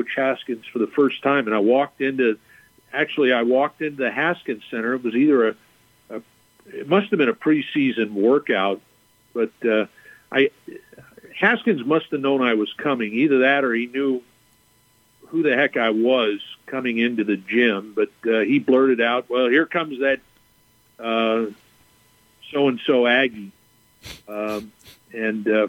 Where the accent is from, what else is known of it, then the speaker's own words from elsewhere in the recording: Southern California, United States; moved away; growing up in Southern California